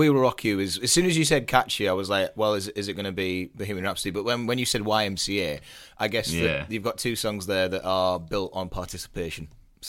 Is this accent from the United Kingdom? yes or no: yes; County Durham, North East England, United Kingdom; I'm not actually from Newcastle, just for the record. I'm from County Durham, close enough.